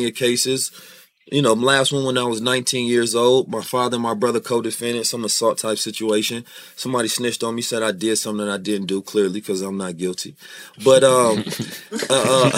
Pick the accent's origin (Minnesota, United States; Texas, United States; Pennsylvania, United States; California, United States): California, United States; Oakland; born or raised there; also born or lived in St. Louis, Missouri